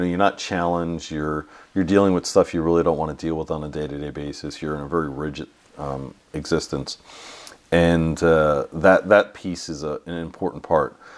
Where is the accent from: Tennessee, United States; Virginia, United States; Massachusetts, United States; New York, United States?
New York, United States; moved away as an adult; also born or lived in California; I grew up in New York. I went to school in California